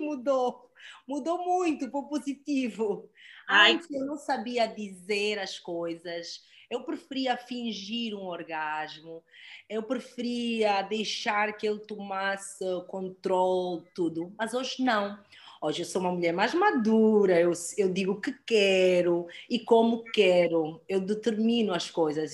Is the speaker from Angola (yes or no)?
yes; Angola; moved away; also born or lived in United States; Nasci, cresci em Angola, vivi mais de uma década nos Estados Unidos